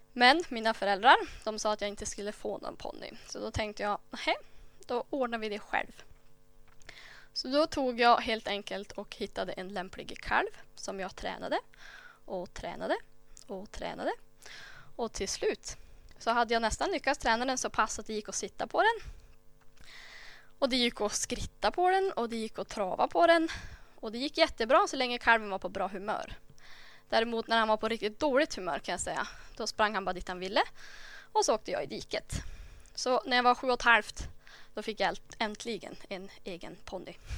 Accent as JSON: {"language": "Swedish", "town": "Myckelgensjö", "region": "Västernorrland County", "country": "Sweden", "tie": "born or raised there", "said": "jag föddes i Myckeljense för sådär 28 år sedan"}